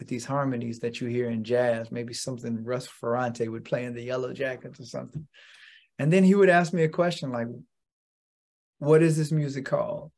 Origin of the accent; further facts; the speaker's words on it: Lexington, Kentucky, United States; moved away as an adult; now in Boston, United States; I was born and raised in Lexington, Kentucky